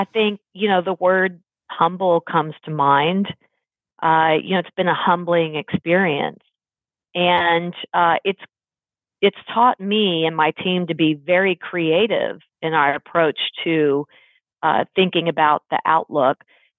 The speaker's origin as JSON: {"language": "English", "region": "Texas", "country": "United States", "tie": "born or raised there", "said": "I was quite into college ball growing up in Texas. That was really the Texas thing, high school and college ball."}